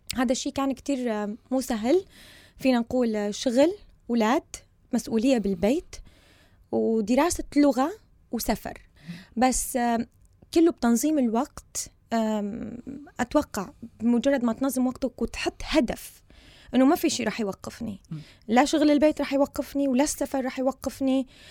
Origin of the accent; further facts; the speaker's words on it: Syria; moved away as an adult; also born or lived in United Kingdom; now in Sweden; جاية من سوريا سنة 2014